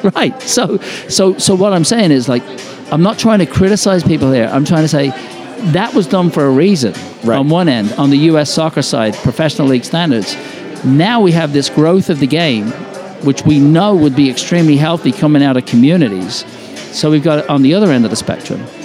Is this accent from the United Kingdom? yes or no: yes; England, United Kingdom; now in United States; when I was growing up in England